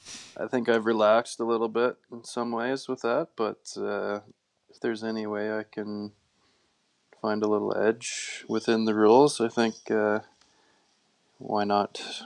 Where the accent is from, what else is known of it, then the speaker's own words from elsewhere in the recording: near Camrose, Alberta, Canada; I'm just kind of a simple farm kid from out in the country, growing up near Armenia. It was just a pretty standard upbringing for a rural family